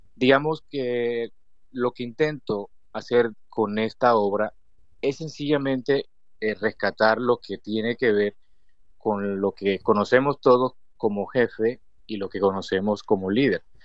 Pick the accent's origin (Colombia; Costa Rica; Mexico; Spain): Colombia; Cesar; also born or lived in Valledupar, Cesar, Colombia; now in Bosconia, Colombia; soy de Colombia.